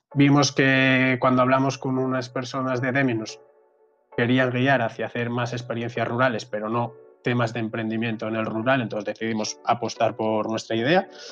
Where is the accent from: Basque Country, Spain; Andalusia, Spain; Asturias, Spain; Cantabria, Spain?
Asturias, Spain; moved away as an adult; also born or lived in Madrid; yo soy de Asturias y me fui a Madrid